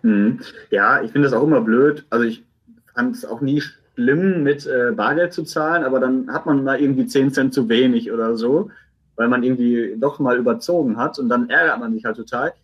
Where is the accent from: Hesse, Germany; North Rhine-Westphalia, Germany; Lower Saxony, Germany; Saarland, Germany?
North Rhine-Westphalia, Germany; Essen; ich als Essener